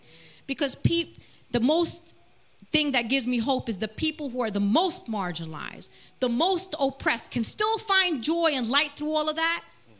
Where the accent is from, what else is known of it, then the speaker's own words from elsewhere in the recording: Brooklyn, New York, United States; I was also from Brooklyn, and I was also Muslim, and I had a hijab